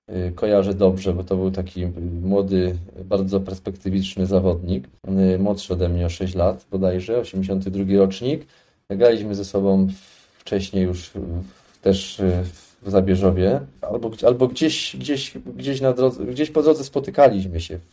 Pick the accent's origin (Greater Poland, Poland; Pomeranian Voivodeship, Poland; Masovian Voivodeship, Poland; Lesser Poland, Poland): Lesser Poland, Poland; Tarnów; urodziłem się w Tarnowie i całą swoją młodość y, spędziłem w Tarnowie.